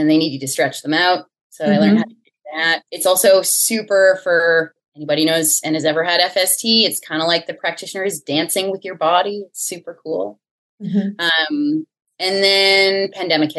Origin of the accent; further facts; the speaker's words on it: Ontario, Canada; moved away; also born or lived in Winnipeg / Toronto; I'm originally from Ontario, Canada